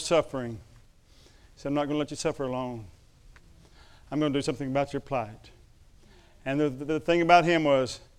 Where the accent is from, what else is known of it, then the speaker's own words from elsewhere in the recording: Chickasaw country, Oklahoma, United States; I come from Chickasaw country, when Ardmore is its capital.